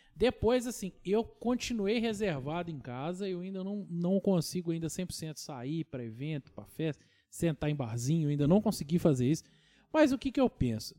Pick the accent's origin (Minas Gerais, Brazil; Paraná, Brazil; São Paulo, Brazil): Minas Gerais, Brazil; Tocantins; eu sou do Tocantins original